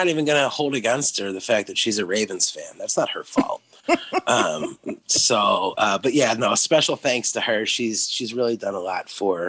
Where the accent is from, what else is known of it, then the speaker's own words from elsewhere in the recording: New Jersey, United States; And they're from an area that I grew up in South Jersey, and I've been talking back and forth with them.